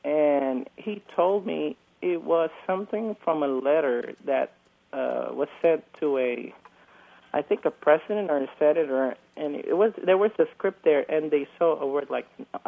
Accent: Philippines; first language Tagalog; English is a second language; moved away as an adult; now in Marietta, California, United States; English is really not my first language. I'm from the Philippines

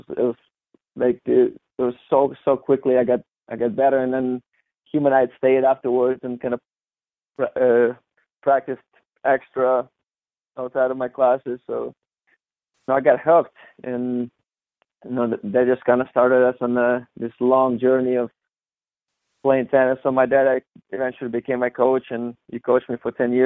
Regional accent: Novosibirsk, Novosibirsk Oblast, Russia; moved away; I grew up in Novosibirsk, Russia. Big town in Siberia

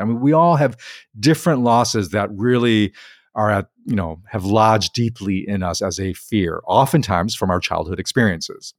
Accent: Chicago, Illinois, United States; I grew up in Chicago

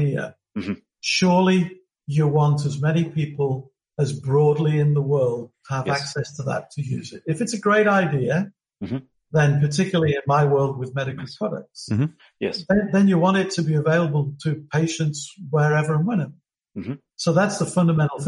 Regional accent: United Kingdom; now in Melbourne, Australia; as you can tell from my accent, I'm originally from Britain.

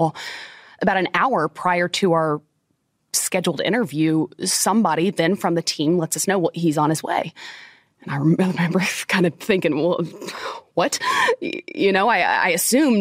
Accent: Florida, United States; I grew up in Florida

